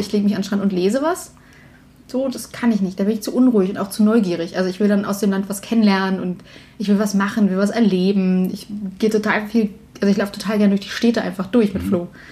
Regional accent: Berlin, Germany; die Kirchengemeinde bei uns in Berlin

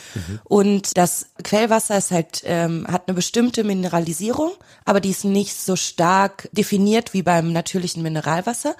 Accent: near Cologne, North Rhine-Westphalia, Germany; now in Austria; ich komme aus der Nähe von Köln

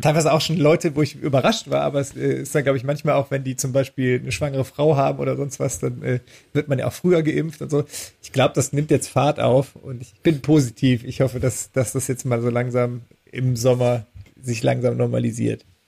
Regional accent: Düren, North Rhine-Westphalia, Germany; ich komme ja aus Düren, das ist ja eine alte Papiermacherstadt

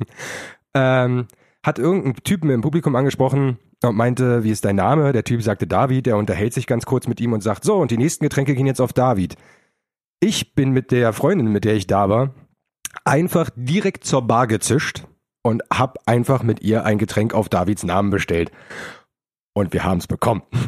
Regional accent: Berlin, Germany; als Berliner

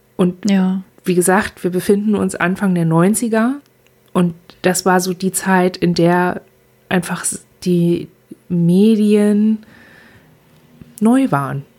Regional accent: Germany; ich schaue als Deutsche

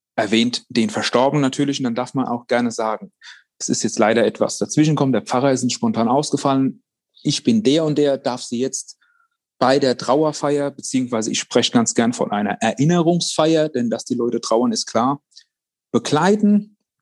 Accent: Worms, Rhineland-Palatinate, Germany; bei uns in Worms

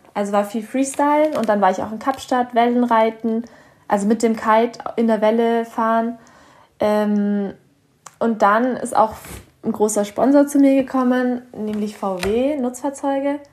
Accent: Bavaria, Germany; ich komme hier aus Bayern

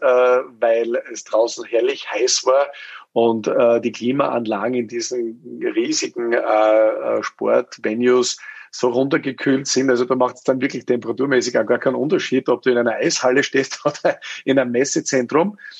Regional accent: Styria, Austria; also born or lived in United States; mit 18 macht man ja bei uns in Österreich die Matura

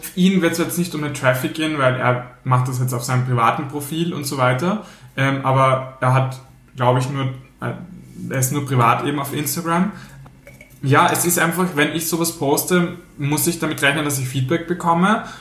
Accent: Austria; wir Österreich sind

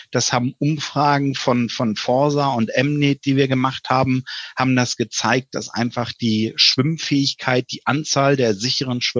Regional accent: Schleswig-Holstein, Germany; ich komme nämlich ursprünglich aus der DLRG Schleswig-Holstein. Da bin ich aufgewachsen

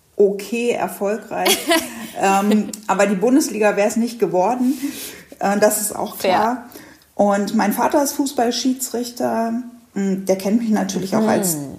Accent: Hanover, Lower Saxony, Germany; Ich komme aus Hannover

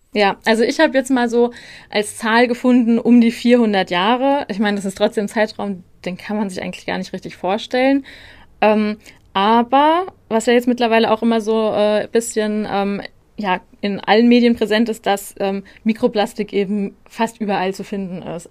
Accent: Darmstadt, Hesse, Germany; ich komme ja ursprünglich aus Darmstadt

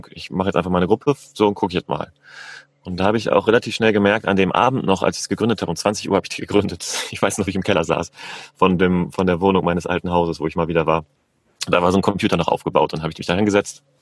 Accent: Northern Germany, Germany; ich bin 40 Jahre jung, ich komme ursprünglich aus Norddeutschland, bin in meinem Leben schon ganz schön viel durch die Gegend gereist

